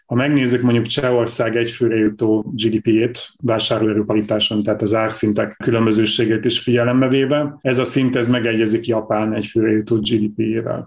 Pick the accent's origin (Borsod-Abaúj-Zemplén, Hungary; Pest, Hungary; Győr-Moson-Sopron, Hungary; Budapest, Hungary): Borsod-Abaúj-Zemplén, Hungary; én is onnan származom